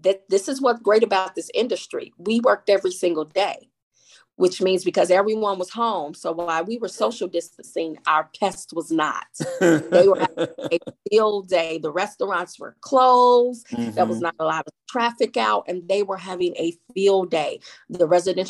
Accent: Chicago, Illinois, United States; Born and raised in Chicago. They call it Bronzeville now.

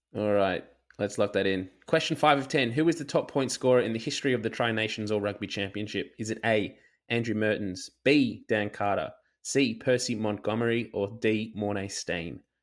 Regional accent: Australia; as an Aussie rugby fan

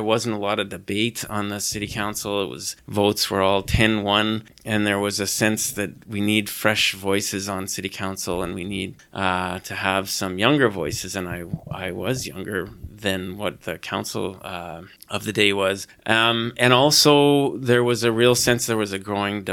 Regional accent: British Columbia, Canada; moved away as an adult; also born or lived in Naramata, British Columbia; now in Saskatoon, Canada; I'm from British Columbia originally

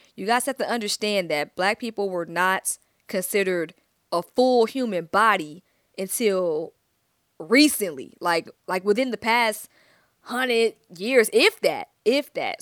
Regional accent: Stone Mountain, Georgia, United States; I'm from Stone Mountain, East Side Stand Up

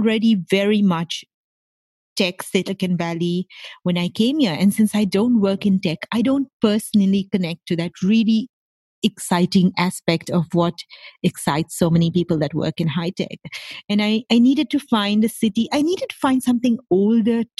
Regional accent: Mumbai, Maharashtra, India; moved away as an adult; now in San Jose, United States; I grew up in Mumbai in India

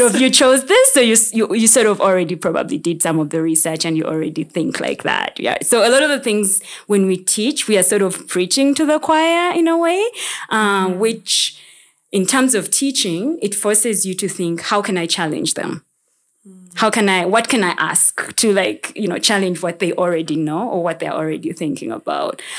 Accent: Uganda; I'm from Uganda

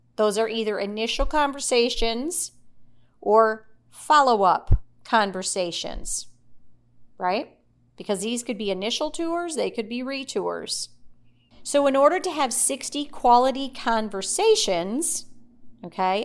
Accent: Midwest, United States; now in Middle Tennessee, United States; I grew up in the Midwest with two older brothers

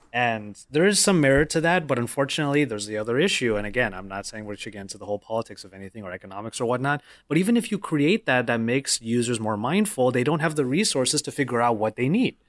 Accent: Philippines; I'm Filipino

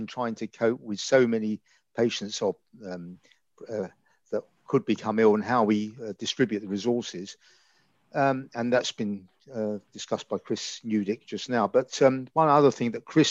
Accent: London, United Kingdom; now in Reading, United Kingdom; I'm from the East End of London, as you can probably guess by my accent.

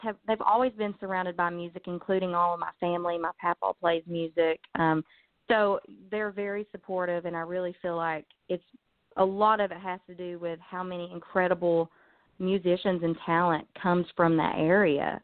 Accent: Pound, Virginia, United States; I'm from Virginia. It's a little town called Pound.

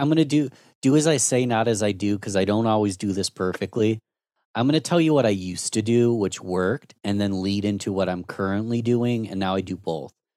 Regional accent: Rochester, New York, United States; I'm born and raised in Rochester, New York.

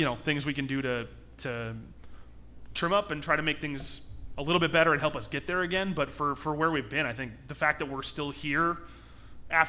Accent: South Elgin, Illinois, United States; also born or lived in Aurora, Illinois; I'm from South Elgin, technically

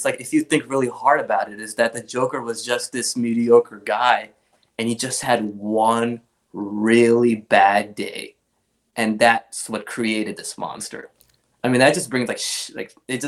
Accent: Pakistan; English is a second language; moved away; growing up in Pakistan

